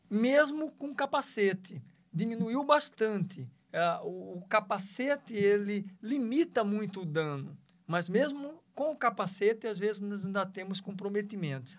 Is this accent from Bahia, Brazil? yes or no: no; Várzea Grande, Mato Grosso, Brazil; moved away as an adult; also born or lived in Araçatuba; Sou oriundo é, da Várzea Grande, sou natural de Várzea Grande